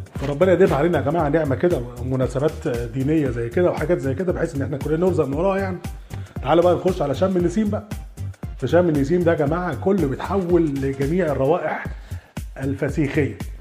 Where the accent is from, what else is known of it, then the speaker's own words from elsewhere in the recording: Egypt; احنا كمصريين